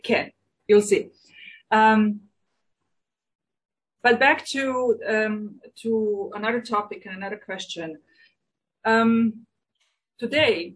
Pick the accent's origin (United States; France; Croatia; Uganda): Croatia; moved away as an adult; Croatia is my home country. I don't have any other. But I belong to a Serbian minority in Croatia